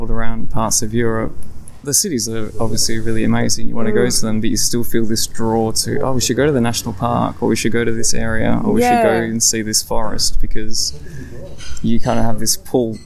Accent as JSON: {"language": "English", "town": "Perth", "region": "Western Australia", "country": "Australia", "moved": "yes", "lives_now": "Germany", "said": "I'm from Perth, so we don't have seasons"}